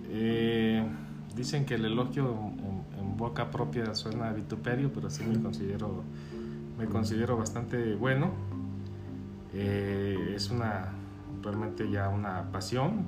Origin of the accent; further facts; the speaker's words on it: Guadalajara, Jalisco, Mexico; moved away as an adult; also born or lived in Los Cabos; now in Guadalajara, Mexico; Sí, soy de Guadalajara, aquí nací.